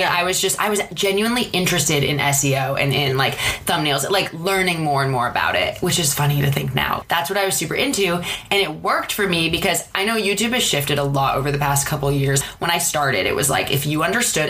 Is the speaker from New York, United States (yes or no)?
no; Seattle, Washington, United States; moved away as an adult; now in Los Angeles, United States; I'm from Seattle and moved to LA in 2011 for film school